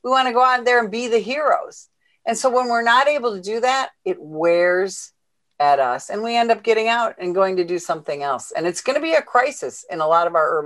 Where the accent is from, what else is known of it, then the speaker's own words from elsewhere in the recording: Illinois, United States; my home state of Illinois